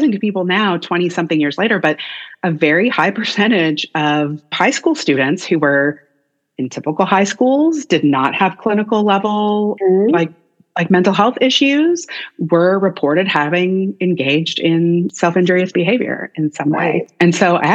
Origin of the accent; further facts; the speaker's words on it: Canada; moved away as an adult; also born or lived in Nashville, Tennessee, United States; now in Austin, United States; as a Canadian